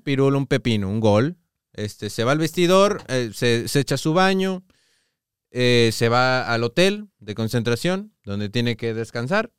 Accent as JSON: {"language": "Spanish", "country": "Mexico", "said": "nosotros como sociedad mexicana"}